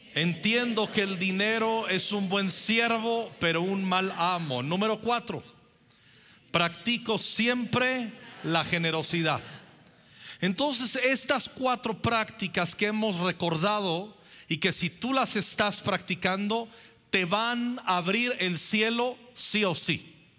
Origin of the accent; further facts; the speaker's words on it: Mexico; somos mexicanos